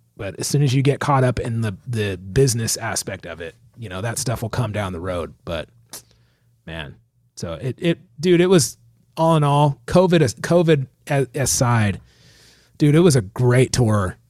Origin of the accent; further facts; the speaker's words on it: San Diego, California, United States; I'm from San Diego